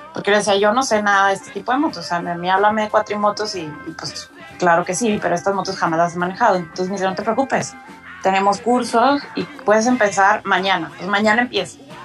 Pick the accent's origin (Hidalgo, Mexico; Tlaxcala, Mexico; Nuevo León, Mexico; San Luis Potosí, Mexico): Nuevo León, Mexico; Monterrey; soy de Monterrey